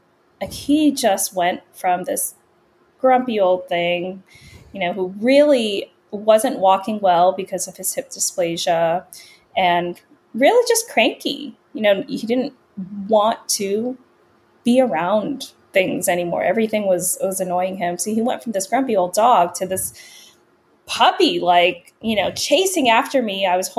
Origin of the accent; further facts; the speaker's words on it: Virginia, United States; also born or lived in Los Angeles, California / New York / Pennsylvania / Washington, D.C.; I was born in Los Angeles and we moved from California to New York, back to California, to Pennsylvania, to Washington, D.C. And then I spent most of my adolescence and early adult years in the Northern Virginia area